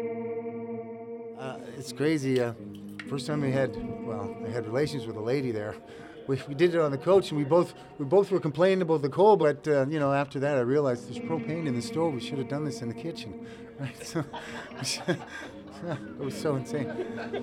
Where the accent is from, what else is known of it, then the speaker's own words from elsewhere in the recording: Nova Scotia, Canada; I grew up in the Nova Scotia Home for Colored Children.